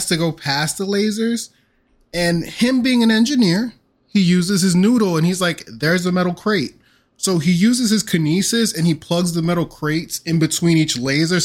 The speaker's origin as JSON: {"language": "English", "country": "United States", "said": "I'm American"}